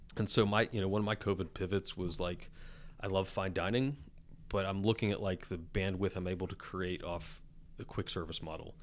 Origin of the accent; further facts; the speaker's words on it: West Virginia, United States; I'm redneck from West Virginia